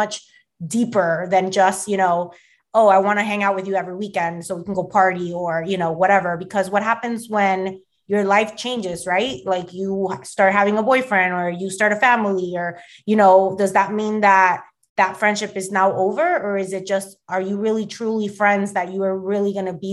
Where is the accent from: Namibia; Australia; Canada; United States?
United States; Miami, Florida; moved away as an adult; now in New Jersey, United States; one of my best friends that I grew up with in Miami